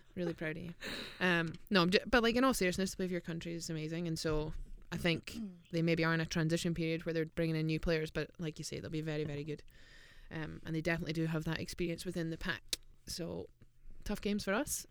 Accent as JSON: {"language": "English", "region": "Scotland", "country": "United Kingdom", "said": "from Scotland"}